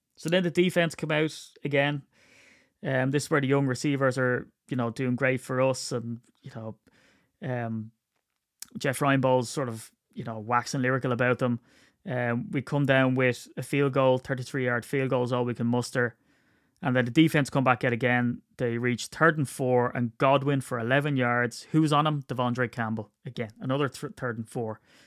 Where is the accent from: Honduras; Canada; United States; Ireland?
Ireland; I'm Irish